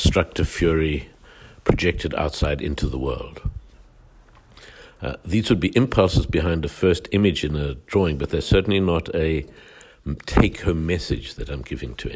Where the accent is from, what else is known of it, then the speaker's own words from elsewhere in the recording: Johannesburg, Gauteng, South Africa; how apartheid worked, which was what I grew up in South Africa